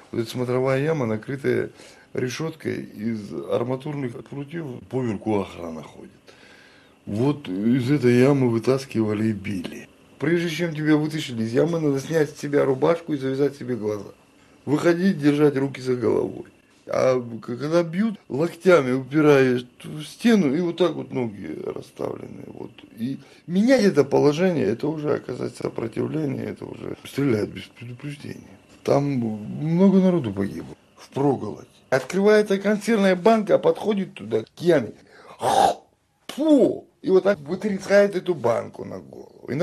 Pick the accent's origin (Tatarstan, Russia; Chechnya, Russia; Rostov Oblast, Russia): Chechnya, Russia; говорю им, я чеченец.